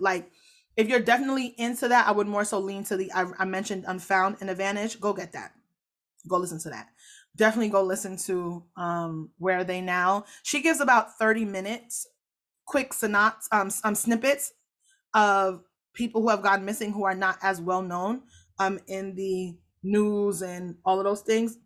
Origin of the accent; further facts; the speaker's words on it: Jamaica; I'm so Jamaican